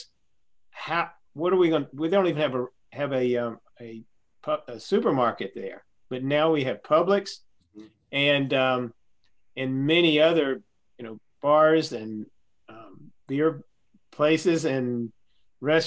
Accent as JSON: {"language": "English", "town": "Birmingham", "region": "Alabama", "country": "United States", "said": "we say, \"Birmingham.\""}